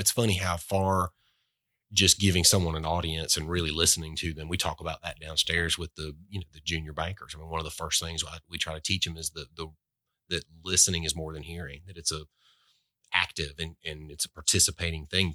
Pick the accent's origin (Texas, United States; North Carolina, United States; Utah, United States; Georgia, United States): Georgia, United States; Albany; also born or lived in Boynton Beach, Florida; a guy growing up in Albany, Georgia, bulldog heaven